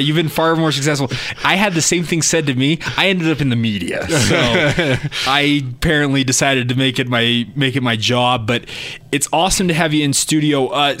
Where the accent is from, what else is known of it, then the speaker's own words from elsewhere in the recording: Orem, Utah, United States; So I grew up in Orem. So I grew up in the shadow of Cougar Stadium, or Lavelle Edwards Stadium is what we call it now.